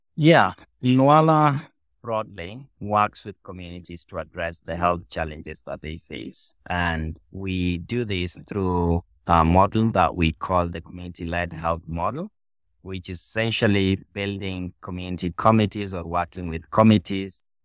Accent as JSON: {"language": "English", "country": "Kenya", "tie": "born or raised there", "said": "I was born in Southwest, in Western Kenya, which is not very far from Lowalla"}